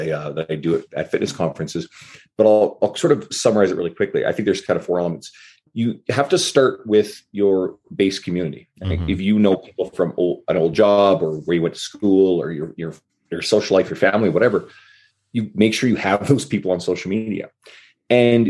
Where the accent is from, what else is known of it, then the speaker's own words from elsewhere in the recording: St. John's, Newfoundland and Labrador, Canada; moved away as an adult; now in Edmonton, Canada; I'm originally from the east coast of Canada, a smaller city called St. John's, Newfoundland. But I moved out west 16 years ago